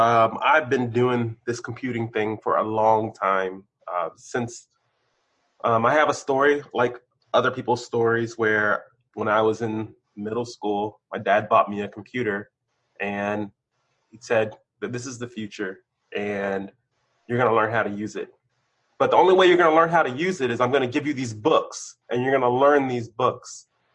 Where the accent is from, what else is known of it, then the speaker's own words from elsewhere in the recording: Maryland, United States; also born or lived in Germany; I grew up, so I was a military brat, born somewhere in the United States on a military base, occupied Germany for a few years, and then came back here to Maryland, and I've been in Maryland and other places since the 80s.